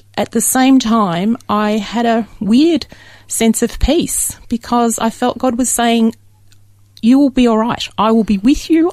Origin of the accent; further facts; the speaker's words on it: Dandenong, Victoria, Australia; I was born very locally in Dandenong, which isn't that far away